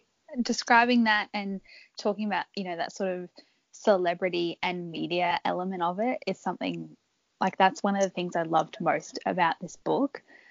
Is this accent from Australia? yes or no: yes; Australia; even being Australian